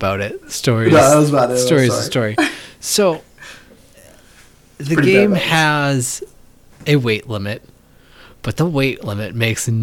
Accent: United States; I'm an American

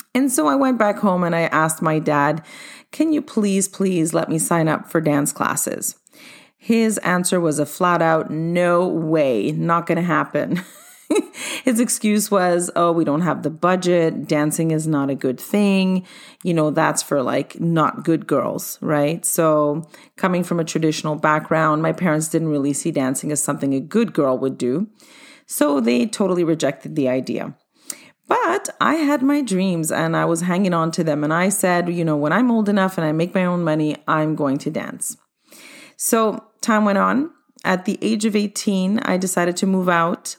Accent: Montreal, Quebec, Canada; also born or lived in London, England / Cyprus (ancestry); Came to Canada at age four and have stayed here in Montreal since then

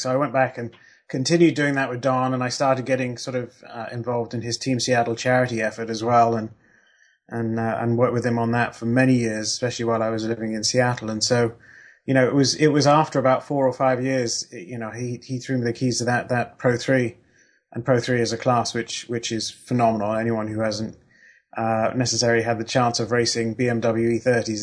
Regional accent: Kent, South East England, United Kingdom; moved away; I lived in Kent and um, uh, in the UK, which is where Brands Hatch is

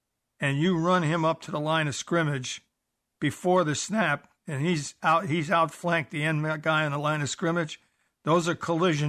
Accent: New York, United States; accent: New York; also born or lived in Buffalo; I lost my New York accent, but I never quite got the Canadian part of it. Although I spent 11 years in Buffalo

